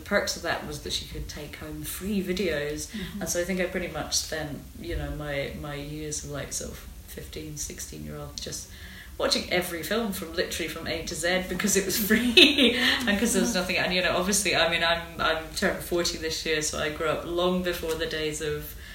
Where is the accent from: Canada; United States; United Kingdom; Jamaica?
United Kingdom; North Devon, South West England; now in Glasgow, United Kingdom; I grew up in North Devon